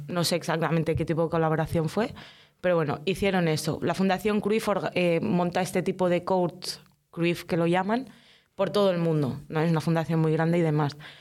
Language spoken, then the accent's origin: Spanish; L'Hospitalet de Llobregat, Catalonia, Spain; also born or lived in Casablanca, Morocco; llevo toda la vida viviendo en la Florida, desde los seis años concretamente. Yo nací en Marruecos, en Casablanca, y pues mis padres migraron, vinimos aquí.